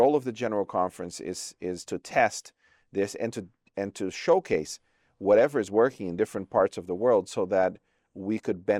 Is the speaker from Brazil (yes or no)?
yes; Brazil; born there; Although I was born in Brazil, my home division is the Trans-European Division.